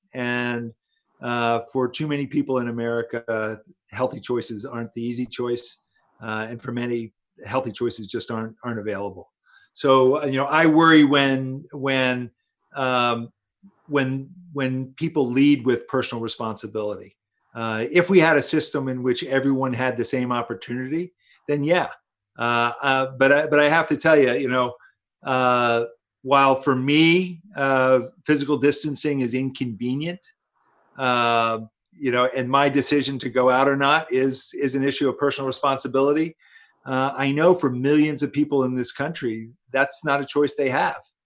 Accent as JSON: {"language": "English", "town": "Princeton", "region": "New Jersey", "country": "United States", "tie": "born or raised there", "said": "I grew up here in Princeton, and uh, my family's been here since since 1960"}